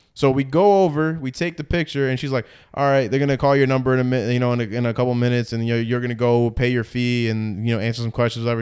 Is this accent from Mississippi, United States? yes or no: no; New Jersey, United States; moved away as an adult; also born or lived in Edison, New Jersey; now in Florida, United States; I'm from Jersey